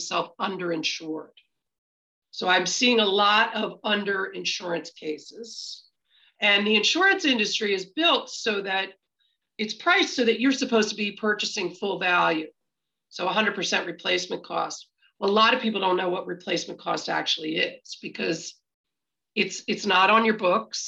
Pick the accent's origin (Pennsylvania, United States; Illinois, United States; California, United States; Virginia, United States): Pennsylvania, United States; Meadowbrook; I'm from Meadowbrook